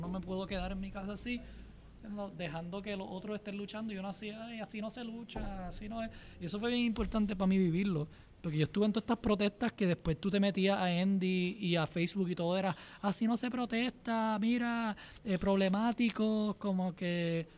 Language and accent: Spanish; Puerto Rico; una pasión bien grande por Puerto Rico y la naturaleza y la belleza y, y mi tierra y mi gente